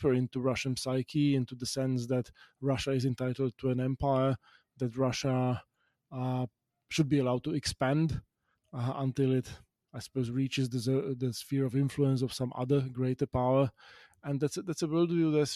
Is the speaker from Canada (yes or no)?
no; Bratislava, Bratislava Region, Slovakia; my hometown of Bratislava, where growing up in the 1990s